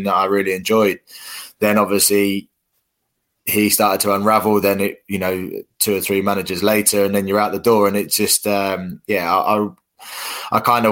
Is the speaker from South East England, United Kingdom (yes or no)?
yes; Reading, South East England, United Kingdom; my hometown club at Reading.